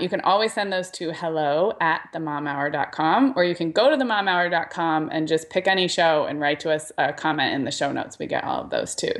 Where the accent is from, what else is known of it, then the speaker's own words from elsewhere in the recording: Santa Barbara, California, United States; moved away; Santa Barbara, which is my hometown